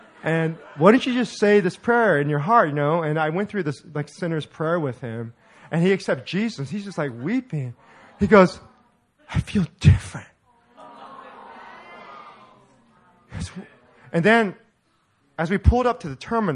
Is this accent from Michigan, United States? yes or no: no; Orange County, California, United States; I'm from Orange County